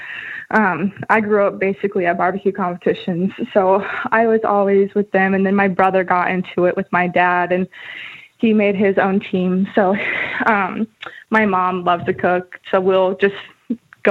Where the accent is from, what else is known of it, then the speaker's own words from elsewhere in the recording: Kansas City, Missouri, United States; moved away as an adult; now in Ames, United States; I am from Kansas City, Missouri. I grew up there, so I was there until I went to college